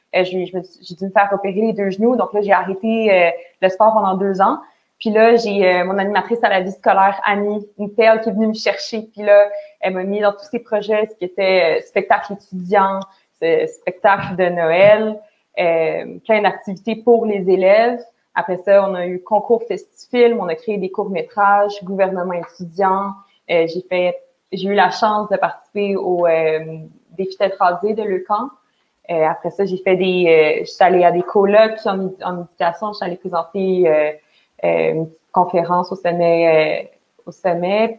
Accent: Montreal, Quebec, Canada; je viens de Montréal

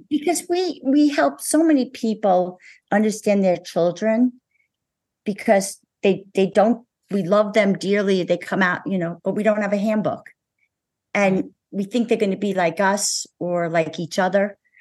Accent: New Jersey, United States; I'm from New Jersey

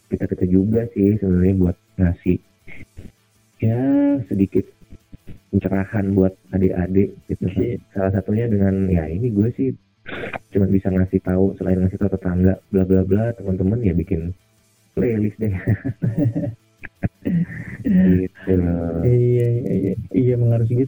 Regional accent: Depok, West Java, Indonesia; gila beneran gue dari Depok gue.

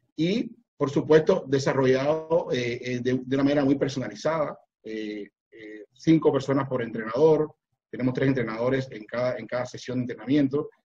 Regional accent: Cuba; moved away as an adult; now in Panama; yo soy cubano, vivo aquí en Panamá hace 25 años

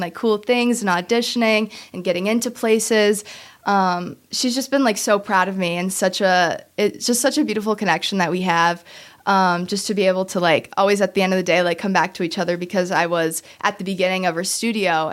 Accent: Kenosha, Wisconsin, United States; I've grown up my entire life in Kenosha, been here always.

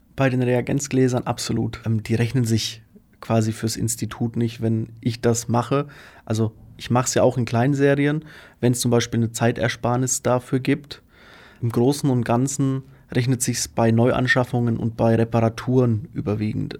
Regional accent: Faulbach, Bavaria, Germany; now in Magdeburg, Germany; ich komme aus Unterfranken. Da bin ich zumindest aufgewachsen. In Faulbach am Main

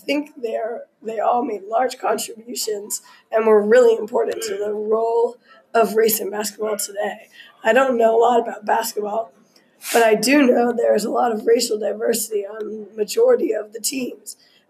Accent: Wyoming, United States; I'm from Wyoming. I listen to this podcast every morning while I'm getting ready for school.

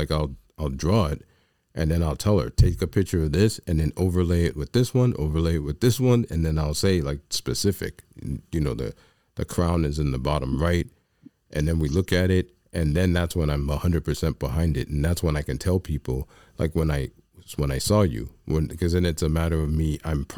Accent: New York, United States; I'm a New Yorker is how I describe me

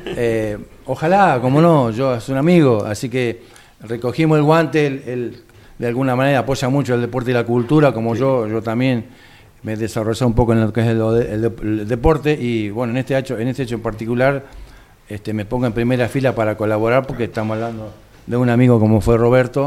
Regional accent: Carlos Casares, Buenos Aires Province, Argentina; moved away as an adult; also born or lived in Chivilcoy; now in Mar del Plata, Argentina; En realidad yo soy oriundo de Carlos Casares y eh, no vivo ahora en la ciudad, sino vivo en Mar del Plata

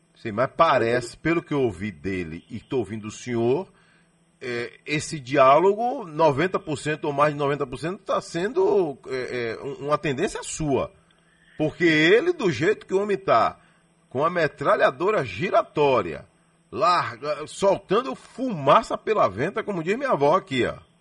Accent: Salvador, Bahia, Brazil; eu nasci em Salvador

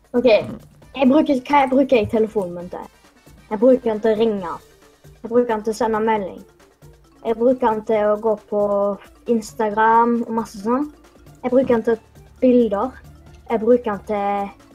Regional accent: Haugesund, Rogaland, Norway; accent: Haugesund dialect

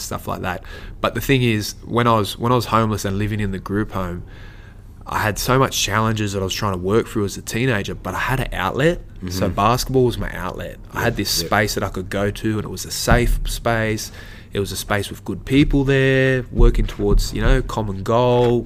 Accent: Sydney, New South Wales, Australia; myself growing up in Glebe

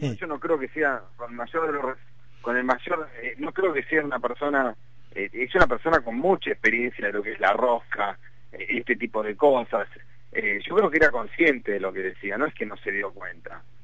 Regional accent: Argentina; mi país

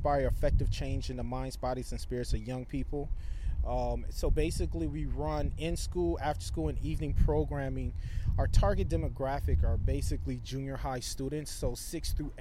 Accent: Saint Paul, Minnesota, United States; I grew up in Frogtown, right across the street from where we're located on Aurora

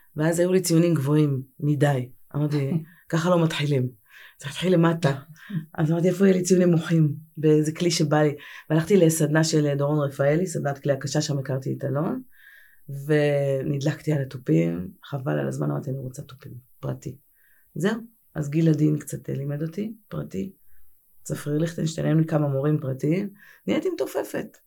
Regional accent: Tel Aviv, Tel Aviv District, Israel; גדלתי בתל אביב, אני נערת תל אביב. אה, גדלתי ברמת אביב

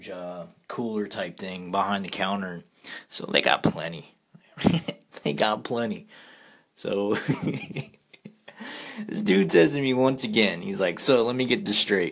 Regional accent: South Florida, United States; also born or lived in Kentucky; now in Louisiana, United States; I grew up in South Florida and met my wife in Kentucky

